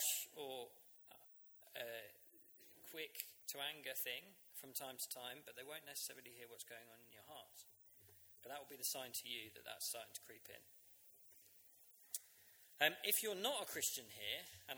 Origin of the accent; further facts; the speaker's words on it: Uckfield, South East England, United Kingdom; My hometown, Uckfield